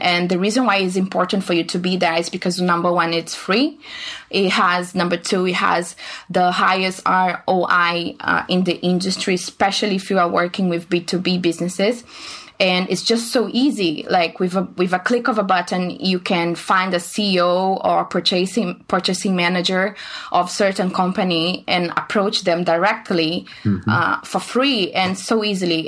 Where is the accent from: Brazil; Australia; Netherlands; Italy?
Brazil; moved away as an adult; now in China; I'm from Brazil